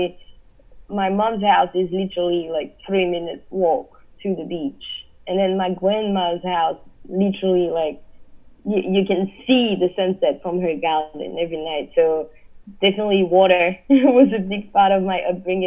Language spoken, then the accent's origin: English; Réunion; born or raised there; now in New York, United States